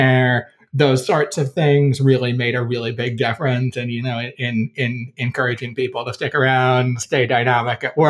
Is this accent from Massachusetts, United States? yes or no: no; Olean, New York, United States; South of Buffalo, about 75 miles, a small town called Olean